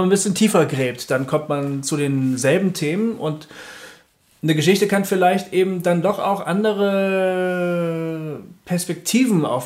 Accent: Bremen, Germany; born there; also born or lived in Bielefeld; beim Amt halt, geboren in Bremen

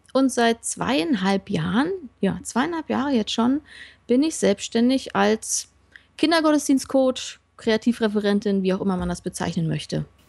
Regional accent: Berlin, Germany; Ja, ich komme aus dem Osten, bin dort in einer Baptistengemeinde groß geworden

